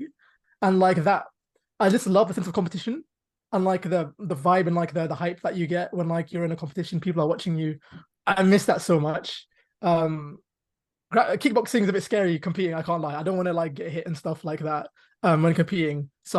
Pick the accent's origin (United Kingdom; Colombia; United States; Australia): United Kingdom; London; I'm from London.